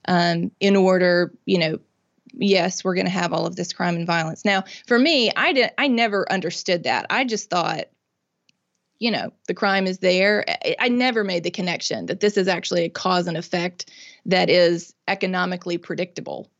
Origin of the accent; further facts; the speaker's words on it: Mississippi, United States; I'm born and raised in Mississippi. I've lived here my whole life.